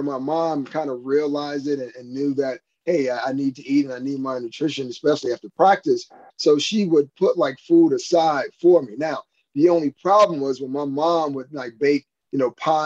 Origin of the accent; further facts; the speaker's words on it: Miami, Florida, United States; moved away as an adult; I was from Miami, and I lived like 15 blocks from my high school